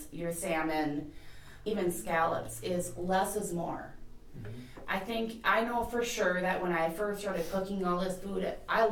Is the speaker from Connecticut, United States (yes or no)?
no; Buffalo, New York, United States; I was raised in Buffalo and I graduated from Buffalo.